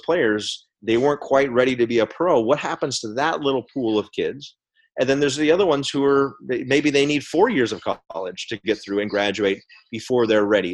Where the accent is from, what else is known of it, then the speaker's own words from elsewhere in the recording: Albuquerque, New Mexico, United States; My hometown, Albuquerque, New Mexico